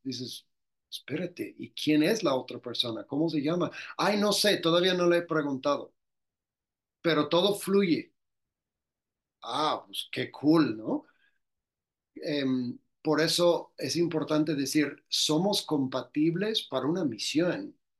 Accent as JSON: {"language": "Spanish", "region": "Louisiana", "country": "United States", "moved": "as an adult", "lives_now": "Mexico", "said": "soy del estado de Luisiana, de Estados Unidos"}